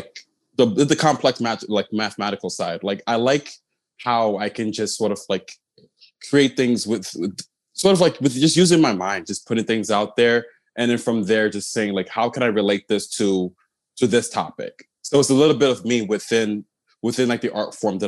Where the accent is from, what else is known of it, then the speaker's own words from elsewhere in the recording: Newark, New Jersey, United States; So I was born in Newark, New Jersey. My parents, my mom and my dad were originally from Ghana.